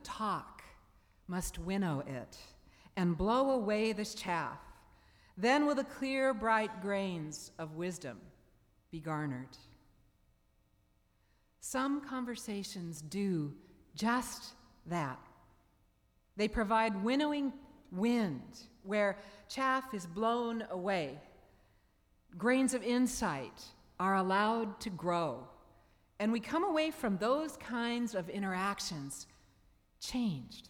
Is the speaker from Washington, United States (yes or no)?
yes; Seattle, Washington, United States; the church where I grew up in Seattle, Bethel Presbyterian Church